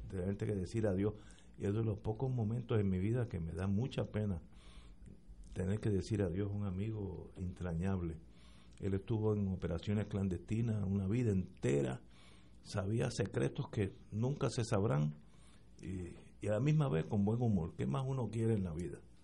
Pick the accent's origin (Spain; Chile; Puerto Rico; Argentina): Puerto Rico; nosotros los puertorriqueños